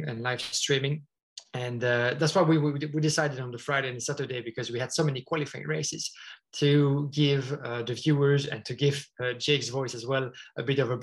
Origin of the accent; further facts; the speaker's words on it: near Spa-Francorchamps, Wallonia, Belgium; moved away as an adult; now in Brussels, Belgium; my region where I was born and raised is near to Spa-Francorchamps